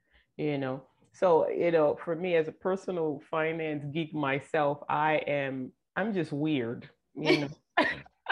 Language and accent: English; Nigeria; moved away; I grew up in Nigeria